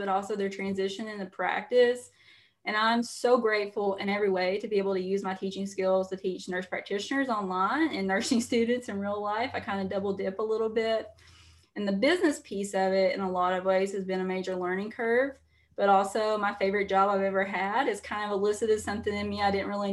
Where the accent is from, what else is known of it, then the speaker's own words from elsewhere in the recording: Eastern Kentucky, United States; I'm from Eastern Kentucky, you know, everyone back home, teachers, coal miners, that sort of thing